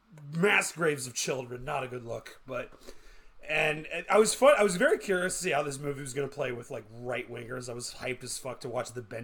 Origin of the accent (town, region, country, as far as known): Canada